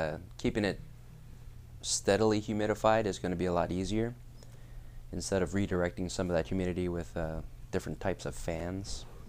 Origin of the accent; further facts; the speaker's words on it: Hawaii, United States; moved away; I'm from Hawaii.